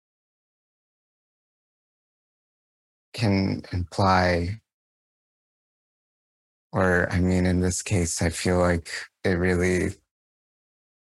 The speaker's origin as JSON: {"language": "English", "country": "Canada", "said": "as a Canadian"}